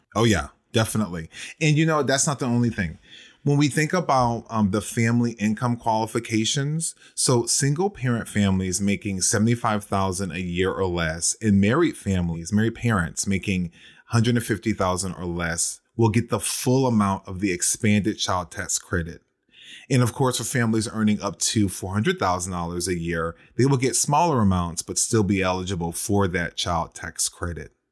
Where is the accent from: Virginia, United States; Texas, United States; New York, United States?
Virginia, United States; my home state of Virginia